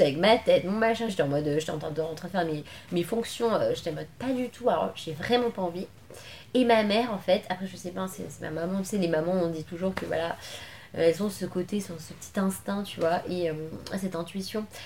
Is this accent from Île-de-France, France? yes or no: yes; Levallois-Perret, Île-de-France, France; also born or lived in Paris / Argenteuil; je suis né à Paris et tout j'ai grandi euh, à Levallois-Perret